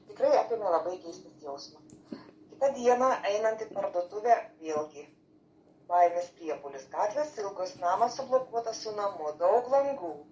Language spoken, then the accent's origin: Lithuanian; Lithuania; moved away as an adult; also born or lived in England; now in United Kingdom; kad ten mes gimėmės, ten užaugę, vis tiek širdį yra kažkoks jausmas.